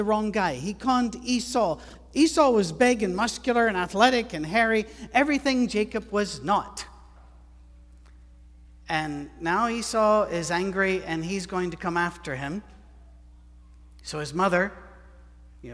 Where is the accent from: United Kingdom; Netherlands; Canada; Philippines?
United Kingdom; I'm British